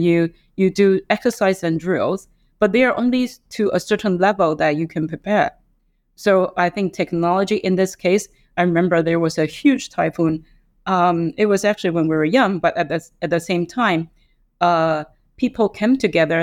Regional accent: Taiwan; now in Hong Kong; I grew up in Taiwan

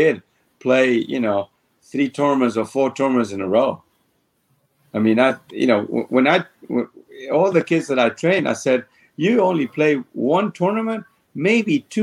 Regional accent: Argentina; moved away; when I grew up in Argentina, I played one tournament a month

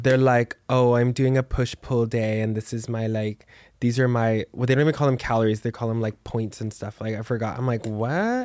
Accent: Texas, United States; I'm from Texas

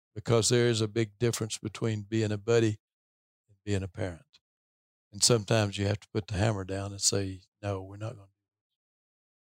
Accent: Tennessee, United States; I grew up in Tennessee in a, in a fairly rural part of the state

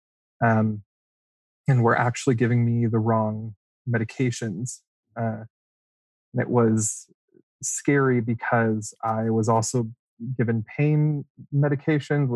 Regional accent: Las Vegas, Nevada, United States; I'm from Vegas

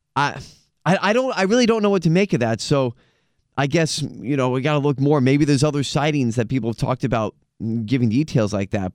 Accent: United States; as an American

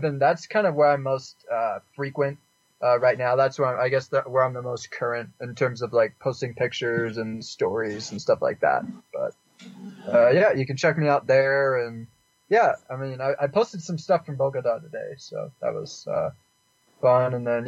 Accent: Canada; also born or lived in Houston, United States; I was born in Houston, but I lived in lots of places when I was younger. And then I lived in Canada during middle school and high school.

